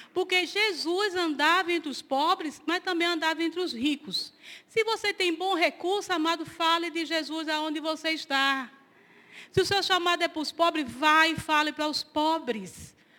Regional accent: Pernambuco, Brazil; moved away; Eu estou representando Pernambuco, eu sou pernambucana.

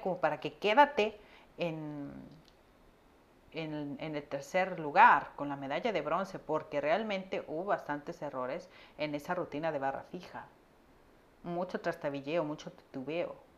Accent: Mexico; acá en México

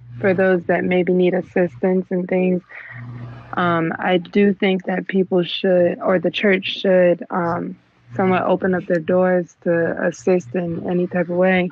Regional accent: Hughesville, Maryland, United States; now in Washington, D.C., United States; I'm from Hughesville, Maryland. I grew up in Hughesville, but I moved out to D.C.

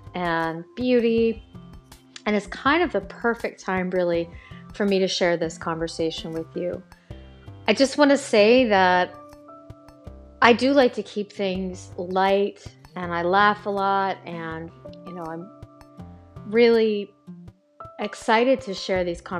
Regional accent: Baltimore, Maryland, United States; my hometown of Baltimore City

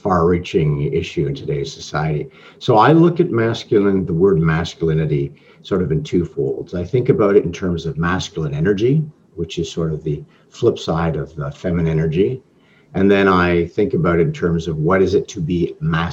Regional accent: Toronto, Ontario, Canada; I'm Canadian, I'm from Toronto.

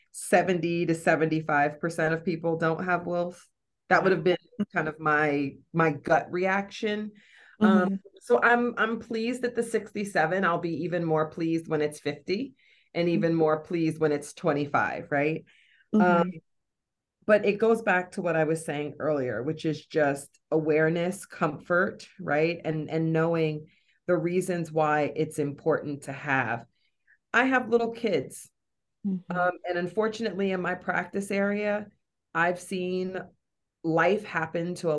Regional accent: North Carolina, United States; moved away; I'm born and raised in North Carolina.

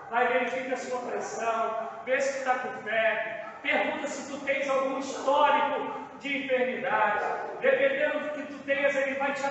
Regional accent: Campo Grande, Mato Grosso do Sul, Brazil; eu sou nascido e criado em Campo Grande

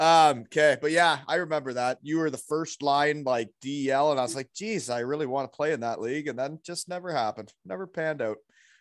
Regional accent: Elmira, Ontario, Canada; We are both from Elmira, Ontario, right? Six years apart, though.

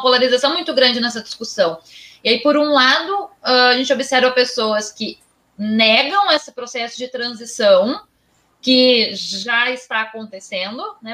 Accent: Rio Grande do Sul, Brazil; sou do Rio Grande do Sul

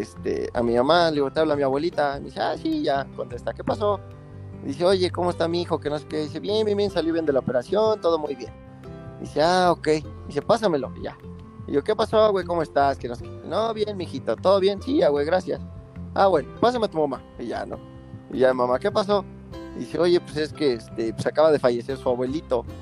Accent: San Martín Texmelucan, Puebla, Mexico; Soy originario de San Martín Texmelucan, toda mi vida he vivido aquí

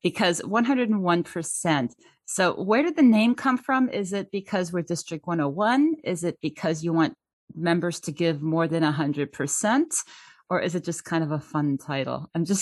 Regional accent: Germany; moved away; I'm actually originally from Germany, so I am truly bilingual. I still speak German every day at work.

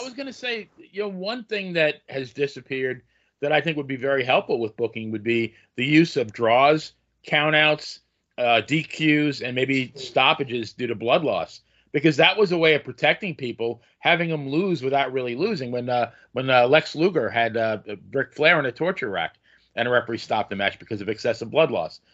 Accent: New York, United States; growing up in you know New York

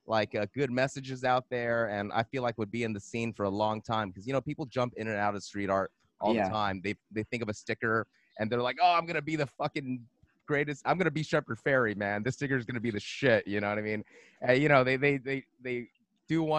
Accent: Monterey Park, California, United States; I'm from Los Angeles. I'm born, you know, Monterey Park, San Gabriel Valley

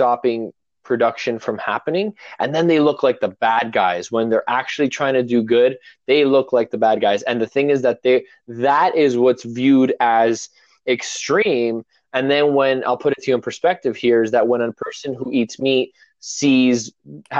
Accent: Toronto, Ontario, Canada; I'm from Toronto originally. I do live up north. I moved up north

